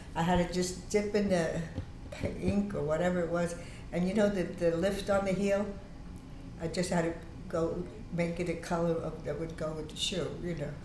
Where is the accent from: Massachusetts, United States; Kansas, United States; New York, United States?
New York, United States; New York City; I was born on Huron Street, and then I, we, we moved to, with my family to Freeman Street